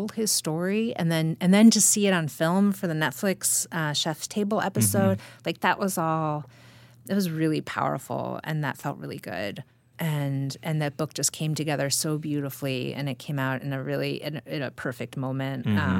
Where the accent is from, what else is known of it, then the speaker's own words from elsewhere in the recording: Midwest, United States; as a Midwesterner, we're kind people